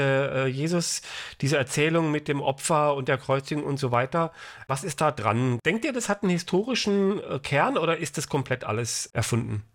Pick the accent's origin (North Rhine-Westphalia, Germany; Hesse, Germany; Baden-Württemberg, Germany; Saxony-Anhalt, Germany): Hesse, Germany; Frankfurt; ich komme ja hier aus Hessen, aus Frankfurt